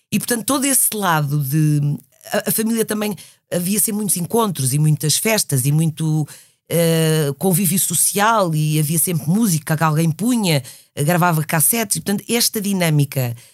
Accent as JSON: {"language": "Portuguese", "town": "Belém", "region": "Pará", "country": "Brazil", "tie": "born there", "said": "E eu nasci na Amazónia, nasci em Belém do Pará."}